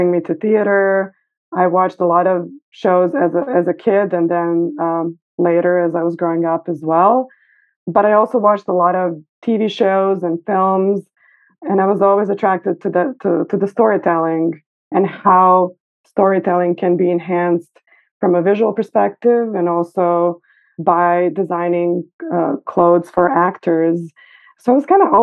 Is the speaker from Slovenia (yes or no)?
no; Belgrade, Serbia; moved away as an adult; now in New York City, United States; I was born in Belgrade, Serbia, and I've lived there for a majority of my life until I was 26